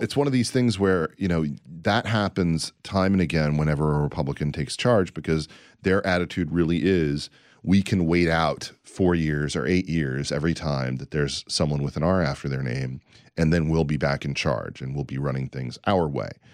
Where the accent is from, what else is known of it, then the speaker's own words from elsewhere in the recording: United States; As an American, as someone who's proud to be an American